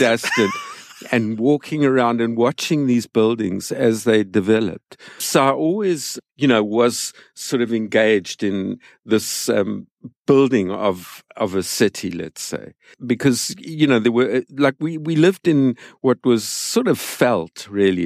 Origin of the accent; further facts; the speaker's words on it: San Francisco, California, United States; my hometown, which is San Francisco